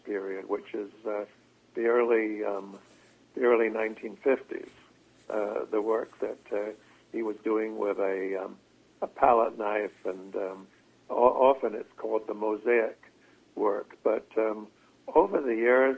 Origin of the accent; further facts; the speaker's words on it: Victoria, British Columbia, Canada; I grew up mostly in Victoria, B.C.